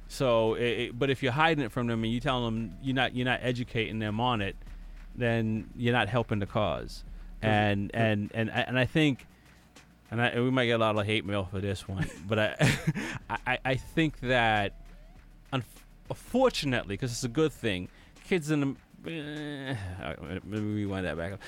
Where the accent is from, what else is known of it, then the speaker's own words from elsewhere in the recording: Jamaica; now in United States; growing up in Jamaica. Um, well, a little bit of my life in Jamaica, most of my life in the U.S. now.